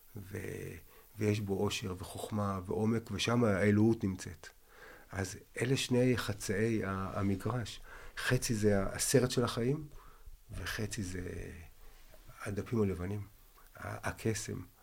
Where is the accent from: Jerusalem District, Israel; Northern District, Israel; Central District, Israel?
Jerusalem District, Israel; Jerusalem; אני מירושלים, ואני עכשיו בן 60, ואני הבכור, וחזרתי בתשובה בגיל 12, הייתי ביהדות